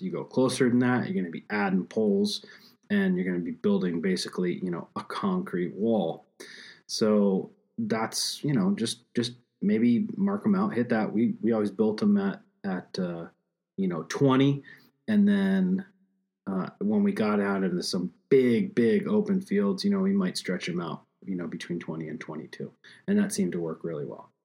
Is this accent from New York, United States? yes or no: no; Pennsylvania, United States; my home state of Pennsylvania